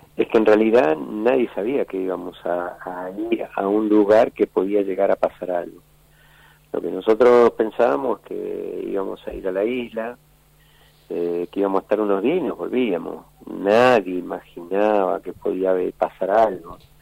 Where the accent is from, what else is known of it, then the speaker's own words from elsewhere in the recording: Ingeniero Budge, Buenos Aires Province, Argentina; also born or lived in Santiago del Estero; yo me crié, soy santiagueño, pero me crié en Ingeniero Bulge.